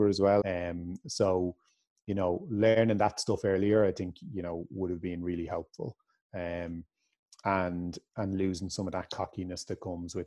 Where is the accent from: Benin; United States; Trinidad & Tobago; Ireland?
Ireland